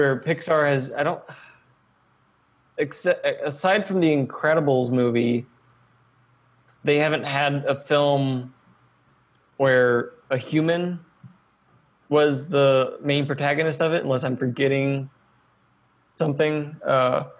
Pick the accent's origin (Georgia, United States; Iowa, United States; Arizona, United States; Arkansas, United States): Arkansas, United States; also born or lived in Texas; when I was 9, I moved from Texas to Arkansas.